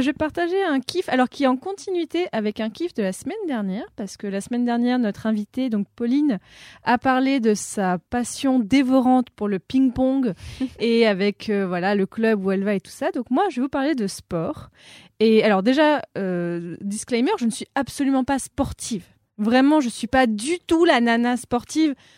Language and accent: French; Casablanca, Casablanca-Settat, Morocco; moved away as an adult; j'ai grandi au Maroc parce que mon père est franco-marocain, donc j'ai vraiment vécu 18 euh, bah, ans à Casablanca